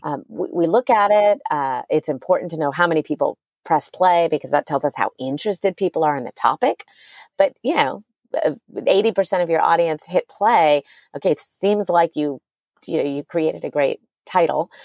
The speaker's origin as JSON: {"language": "English", "town": "New Orleans", "region": "Louisiana", "country": "United States", "tie": "born or raised there", "moved": "yes", "lives_now": "Austin, United States", "said": "I grew up in New Orleans"}